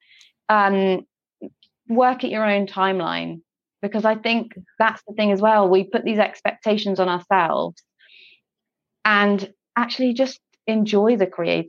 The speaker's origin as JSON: {"language": "English", "region": "England", "country": "United Kingdom", "moved": "yes", "lives_now": "Scotland, United Kingdom", "said": "I live in Scotland now, but I'm from England."}